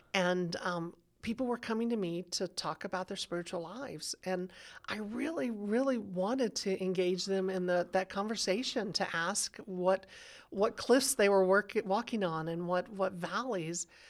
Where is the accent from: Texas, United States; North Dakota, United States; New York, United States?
Texas, United States; now in Denver, United States; I grew up in Texas where the culture was conservative